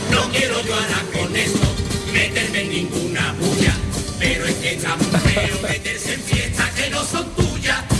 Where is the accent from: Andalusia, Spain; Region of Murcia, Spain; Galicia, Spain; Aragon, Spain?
Andalusia, Spain; Seville; Yo soy el más sevillano, no hay nadie más sevillano y por eso me molesta que vivan mis tradiciones